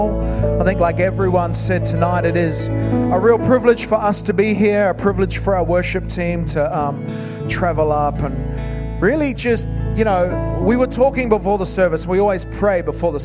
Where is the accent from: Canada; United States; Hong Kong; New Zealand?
New Zealand; moved away as an adult; now in Wales, United Kingdom; as a New Zealander, I came from New Zealand 15 years ago. My wife and I came from New Zealand over here.